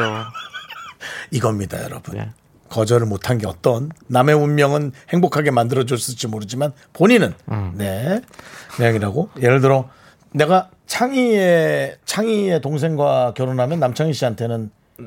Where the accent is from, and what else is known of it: Gangneung, Gangwon, South Korea; now in Seoul, South Korea